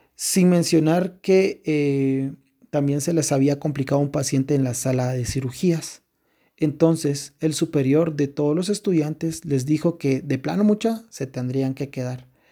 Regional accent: Quetzaltenango, Guatemala; nosotros somos de Shela, Quetzaltenango, Guatemala

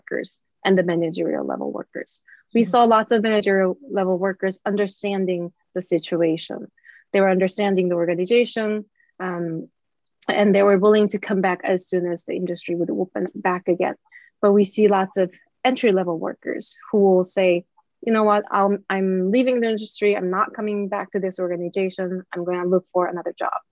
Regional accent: South Korea; moved away; actually I am originally from Korea

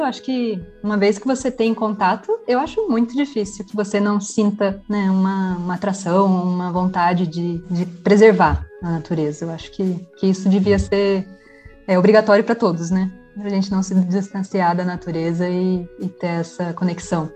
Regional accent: Taubaté, São Paulo, Brazil; also born or lived in Santos / Campinas; Eu nasci em Santos, no estado de São Paulo, mas eu moro em Taubaté. Eu cresci aqui

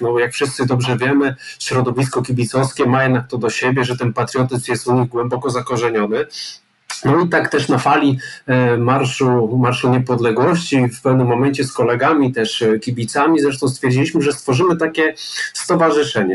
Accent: Iława, Warmian-Masurian Voivodeship, Poland; pochodzę z małego miasta, jakim jest Iława

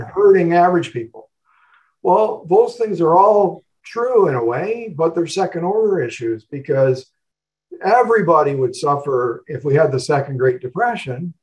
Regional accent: Oshawa, Ontario, Canada; growing up in Oshawa

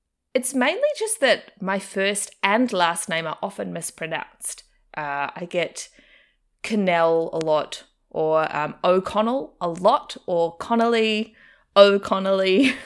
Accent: New Zealand; accent: Kiwi; moved away as an adult; now in Australia; So when I first moved to Australia to finish my degree, the first year my accent sort of stayed fairly strong and Kiwi, and I definitely was teased a lot.

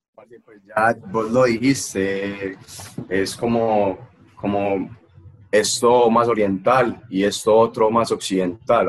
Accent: Caldas, Antioquia, Colombia; yo soy de Caldas

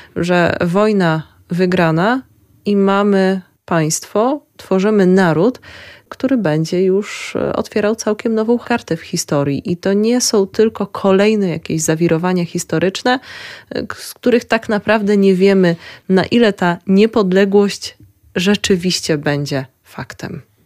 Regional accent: Lublin Voivodeship, Poland; u nas na Lubelszczyźnie

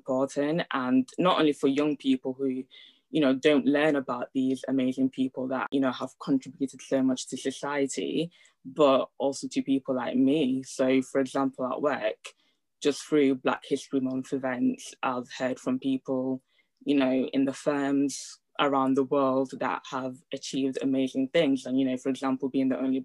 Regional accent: Leeds, Yorkshire and the Humber, United Kingdom; English is a second language; also born or lived in Italy; I was born in Italy. I came here when I was about 10 years old. I couldn't speak a word of English, which was fun. So I moved to Leeds, to a place called Hare Hills

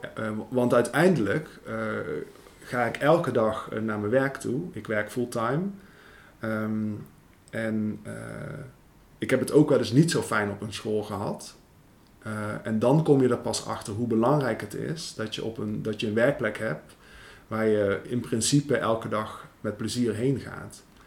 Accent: Veldhoven, North Brabant, Netherlands; accent: Brabants; moved away as an adult; also born or lived in western Netherlands / Amsterdam; ik kom uit Brabant. Ik ben geboren en getogen in Veldhoven. En op mijn twintigste ben ik naar, eh, naar het westen verhuisd.

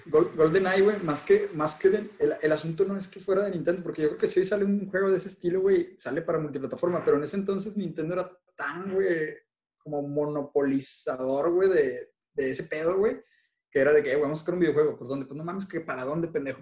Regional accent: Mexico; nosotros somos mexicanos todos

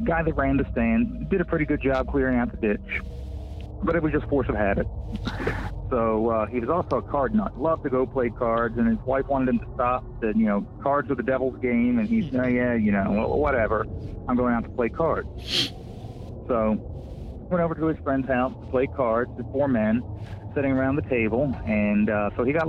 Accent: Maryland, United States; my hometown in Maryland.

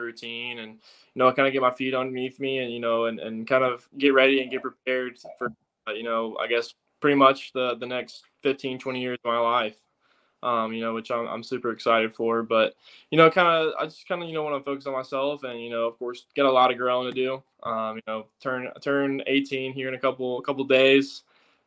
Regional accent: Florida, United States; I'm from Florida

